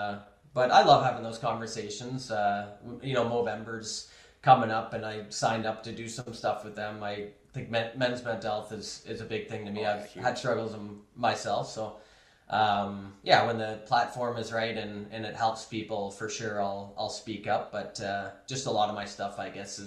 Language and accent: English; Toronto, Ontario, Canada; my hometown, Toronto